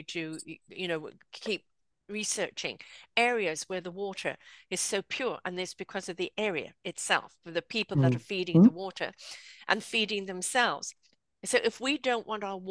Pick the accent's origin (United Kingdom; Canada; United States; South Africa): South Africa; accent: South African; moved away; had lived in South Africa at that time. Got to make sure my South African accent doesn't come out